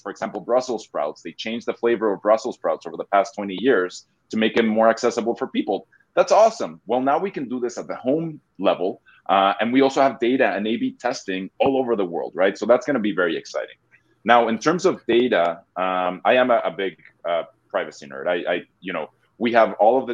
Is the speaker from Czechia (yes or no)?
no; Mexico; moved away as an adult; also born or lived in Boston; now in United States; Yeah, so I'm originally from Mexico. I moved to the States about 20 years ago